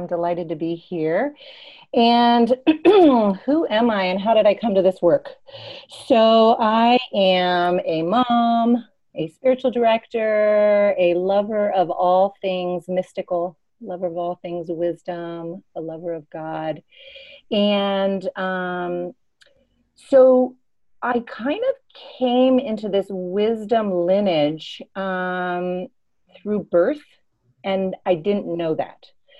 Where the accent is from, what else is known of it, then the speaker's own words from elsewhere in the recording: Tanzania; I was born in Tanzania, East Africa, and had a very embodied childhood.